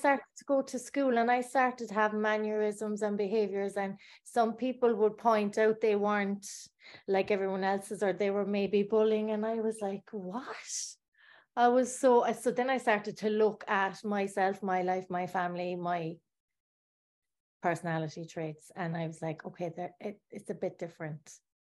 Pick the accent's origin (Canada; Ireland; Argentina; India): Ireland; Bandon, Munster; I was born in Ireland in Bandon in Cork, a small town. And I grew up in a council estate